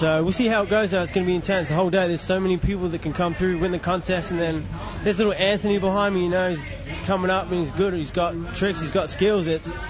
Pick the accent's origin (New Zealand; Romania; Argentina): New Zealand; I'm a Kiwi and it was my home country.